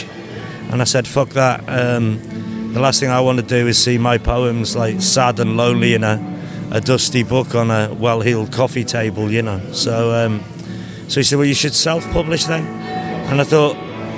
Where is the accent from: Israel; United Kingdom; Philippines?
United Kingdom; Liverpool, North West England; now in Newcastle upon Tyne, United Kingdom; I'm from Liverpool